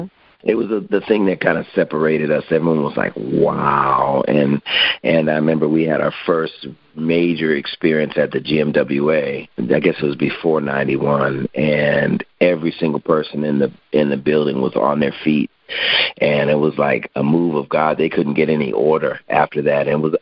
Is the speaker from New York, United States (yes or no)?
no; Hartford, Connecticut, United States; In Hartford, Connecticut. Hartford.